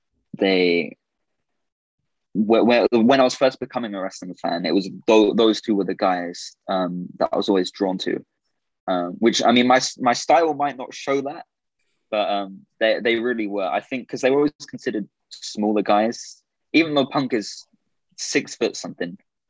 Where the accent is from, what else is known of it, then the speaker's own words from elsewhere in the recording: Orlando, Florida, United States; born there; It's because originally I was born in Orlando.